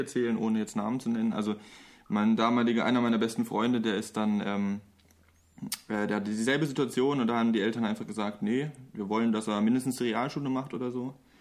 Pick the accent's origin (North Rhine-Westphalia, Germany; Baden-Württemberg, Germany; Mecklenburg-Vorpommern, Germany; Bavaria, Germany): Baden-Württemberg, Germany; Lörrach; also born or lived in Mannheim; bin dann recht früh nach Lorach gezogen. Das ist eigentlich, das liegt genau an der Grenze zu Basel und zu Frankreich. Im Dreiländereck